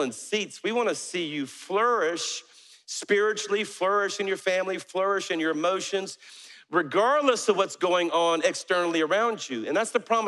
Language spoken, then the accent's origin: English; South Louisiana, United States; now in Alabama, United States; I'm a Cajun from South Louisiana. So our church is in Alabama, but I'm a Cajun from South Louisiana.